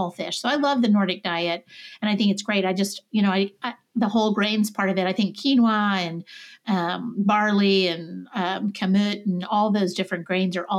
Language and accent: English; the South, United States; I'm a Southerner.